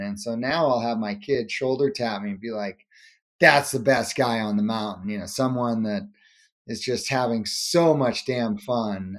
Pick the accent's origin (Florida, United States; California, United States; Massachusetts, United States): Massachusetts, United States; Cape Cod; We grew up on Cape Cod, Massachusetts